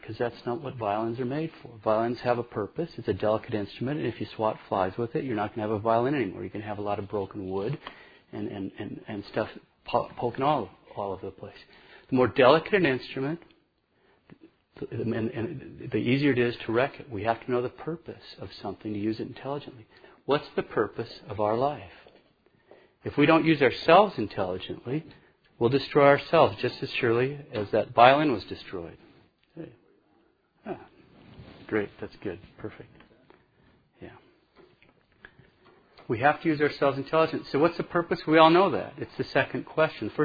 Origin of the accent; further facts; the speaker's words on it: Montana, United States; moved away; I'm from Montana. There's paganism everywhere up there